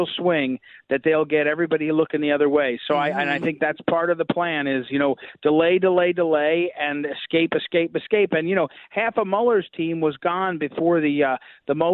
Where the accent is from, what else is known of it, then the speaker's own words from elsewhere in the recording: Missouri, United States; from Missouri, my home state